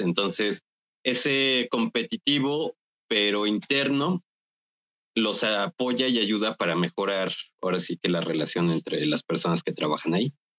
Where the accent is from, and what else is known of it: Mexico